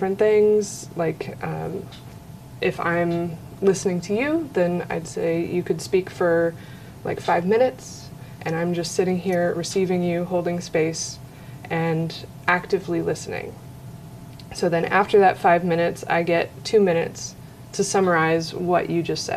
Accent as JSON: {"language": "English", "region": "Ohio", "country": "United States", "tie": "born or raised there", "also_born_or_lived": "Florida / Maui, Hawaii / Denver / Michigan", "moved": "as an adult", "lives_now": "Northwest Arkansas, United States", "said": "I was born in Florida, grew up in Ohio"}